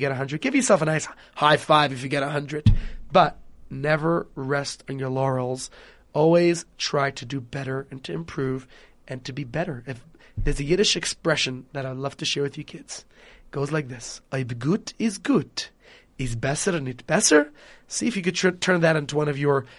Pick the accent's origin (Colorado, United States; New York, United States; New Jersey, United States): New York, United States; I am from New York